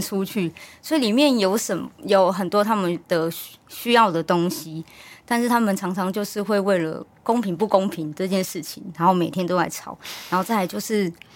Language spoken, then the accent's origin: Chinese; Hualien, Hualien County, Taiwan; moved away as an adult; also born or lived in Taipei; 我本身是花莲人嗯。我又读花莲的大学，然后就也在花莲找第一份工作